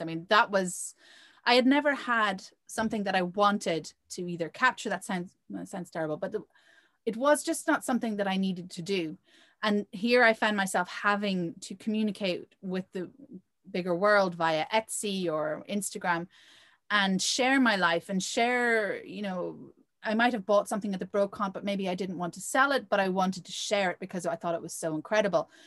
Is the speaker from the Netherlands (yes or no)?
no; Ireland; also born or lived in Provence, France; now in France; I grew up in Ireland